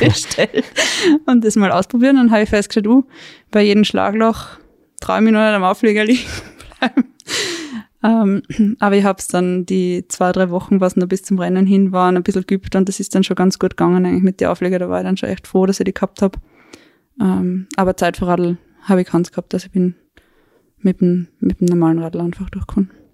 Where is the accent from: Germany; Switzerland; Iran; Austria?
Austria; Weinviertel, Lower Austria; moved away as an adult; now in Tyrol, Austria; Ich bin ursprünglich aus Niederösterreich, aus dem Weinviertel